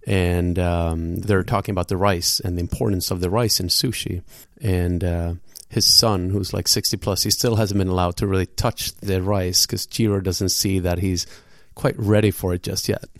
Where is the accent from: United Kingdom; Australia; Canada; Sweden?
Sweden; Gothenburg, Västra Götaland; now in New York, United States; Today we are in your hometown, which also happens to be my hometown in, in Gothenburg